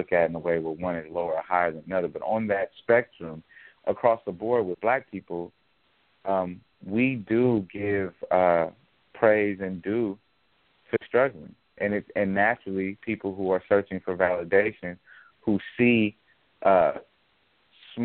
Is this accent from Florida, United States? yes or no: no; Oakland, California, United States; now in Los Angeles, United States; I'm from Oakland. I live in Los Angeles now